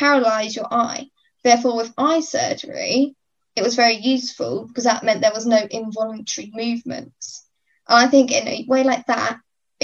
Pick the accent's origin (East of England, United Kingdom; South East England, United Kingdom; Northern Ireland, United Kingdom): East of England, United Kingdom; Cambridge; I am from Cambridge